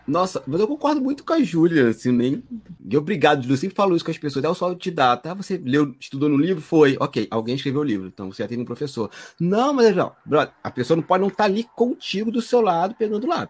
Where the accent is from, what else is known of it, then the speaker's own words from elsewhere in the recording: Magé, Rio de Janeiro, Brazil; Eu sou de Magé, Piabetá, Baixada Fluminense